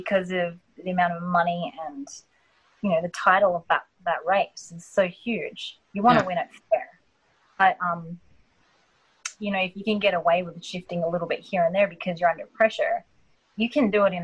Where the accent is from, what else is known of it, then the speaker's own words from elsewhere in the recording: Australia; now in United States; coming from where I was raised in Australia with racing and then coming to America